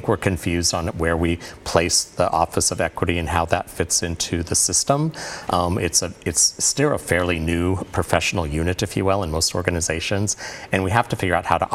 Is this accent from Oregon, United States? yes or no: yes; Portland, Oregon, United States; my service to my hometown.